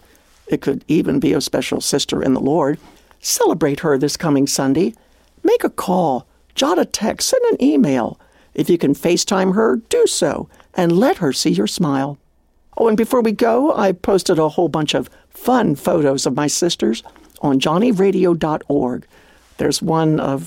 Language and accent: English; Maryland, United States; Growing up on the Maryland farm, we all joined 4-H Club